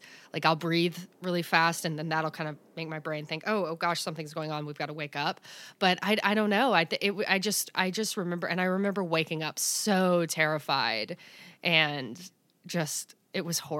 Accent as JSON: {"language": "English", "region": "the South", "country": "United States", "said": "I'm from the South."}